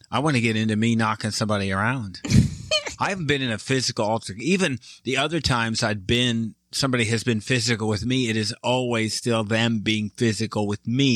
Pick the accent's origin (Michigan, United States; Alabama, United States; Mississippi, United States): Michigan, United States; moved away; I am from Michigan